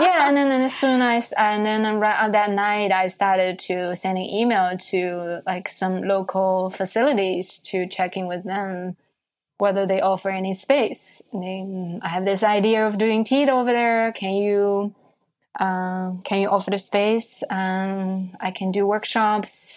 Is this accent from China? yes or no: yes; Shanghai, China; moved away as an adult; now in New York, United States; growing up in Shanghai, I think it's it's a very international city